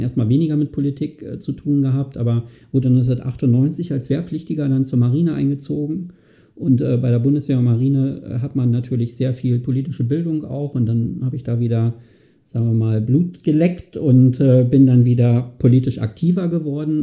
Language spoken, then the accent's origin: German; Greifswald, Mecklenburg-Vorpommern, Germany; moved away as an adult; now in Kiel, Germany; in meiner Heimatstadt in Greifswald, da komme ich ja, äh, bin ich geboren, ursprünglich her